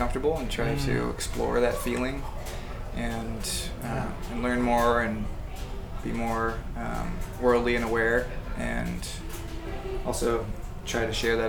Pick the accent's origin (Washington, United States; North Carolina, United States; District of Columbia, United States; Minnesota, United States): Washington, United States; Kirkland, Redmond, Orcas Island; now in Seattle, United States; growing up in Kirkland Redmond